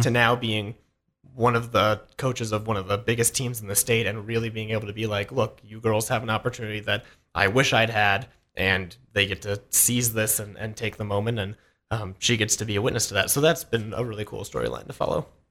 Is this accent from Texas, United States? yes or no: no; Idaho, United States; now in Montana, United States; growing up in Idaho, we had one or two girls wrestle in middle school